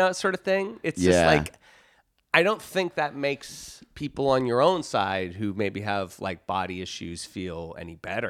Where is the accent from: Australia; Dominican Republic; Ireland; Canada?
Ireland; I'm an Irishman. Hey, oh, I'm an Irishman.